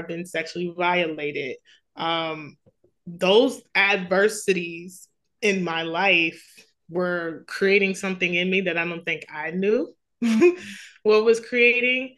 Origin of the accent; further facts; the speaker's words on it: New York City, New York, United States; I grew up in Queens, New York